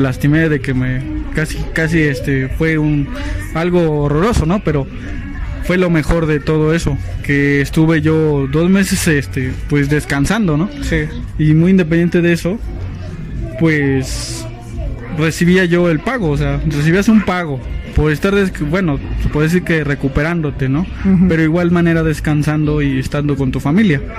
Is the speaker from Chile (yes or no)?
no; Tampico, Tamaulipas, Mexico; moved away; also born or lived in Misiones de San Francisco; tuve que ir a la ciudad de Tampico Tamaulipas que yo soy de bueno soy de allá este tuve que ir a, mi ciudad natal